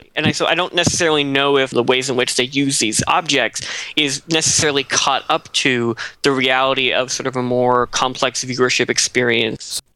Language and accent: English; Nova Scotia, Canada; moved away; I'm from Nova Scotia